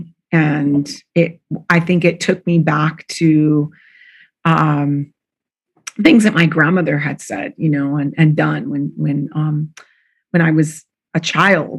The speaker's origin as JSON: {"language": "English", "region": "Southern California", "country": "United States", "tie": "born or raised there", "also_born_or_lived": "Mexico (family)", "lives_now": "San Francisco Bay Area, United States", "said": "I grew up in Southern California"}